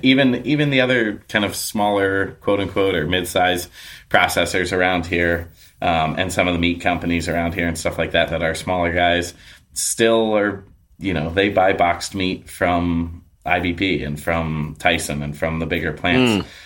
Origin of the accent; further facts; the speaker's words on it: New York, United States; now in Portland, United States; I grew up in New York